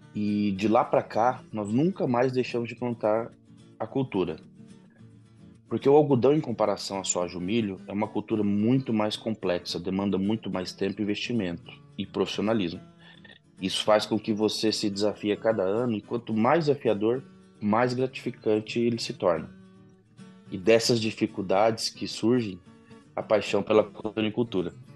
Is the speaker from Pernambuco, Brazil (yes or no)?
no; Mato Grosso, Brazil; Eu e meus dois irmãos já nascemos no Mato Grosso